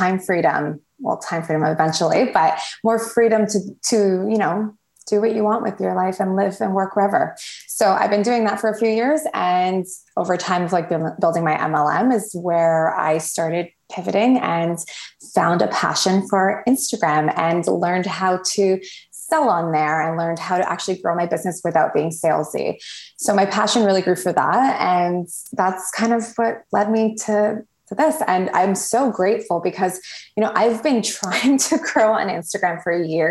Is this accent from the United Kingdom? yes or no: no; Toronto, Ontario, Canada; also born or lived in Cayman Islands / Barbados; I'm actually from Toronto, Canada.